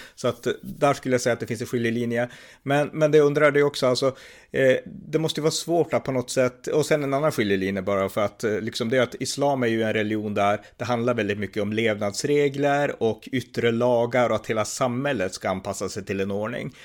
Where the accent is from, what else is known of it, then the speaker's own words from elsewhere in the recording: Norrland, Sweden; jag är från Norrland själv